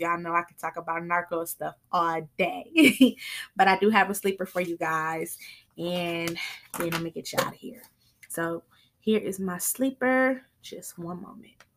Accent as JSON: {"language": "English", "town": "Flint", "region": "Michigan", "country": "United States", "tie": "born or raised there", "said": "They are from my hometown"}